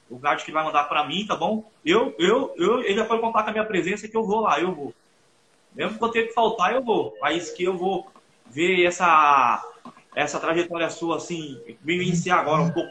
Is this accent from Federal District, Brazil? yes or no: no; São Paulo, Brazil; Sou de. Aqui na Zona Oeste, sabe Zona Oeste? Zona Oeste aqui perto de Santana de Paraíba, Pirapora, Bom Jesus.